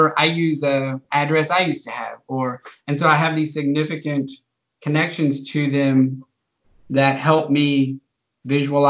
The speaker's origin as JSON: {"language": "English", "region": "the Texas Panhandle", "country": "United States", "tie": "born or raised there", "also_born_or_lived": "Austin, Texas", "said": "I've lived in Texas my whole life. I grew up in the Panhandle, a very small town"}